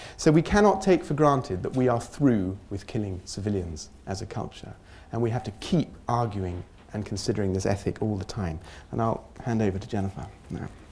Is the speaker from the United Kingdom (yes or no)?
yes; United Kingdom; it's very deep in our psyche as a British people